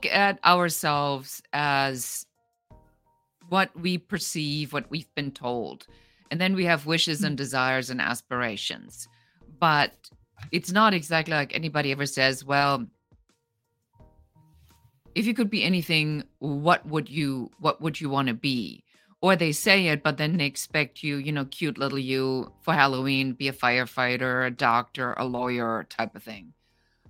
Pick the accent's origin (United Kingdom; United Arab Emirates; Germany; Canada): Germany; now in Los Angeles, United States; I come original from Germany. I immigrated